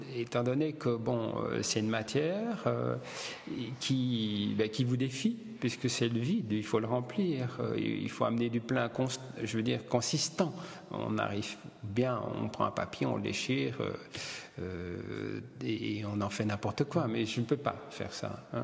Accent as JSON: {"language": "French", "town": "Boussu", "region": "Wallonia", "country": "Belgium", "tie": "born or raised there", "also_born_or_lived": "Italy", "said": "je suis né à Boussu dans le Hainaut"}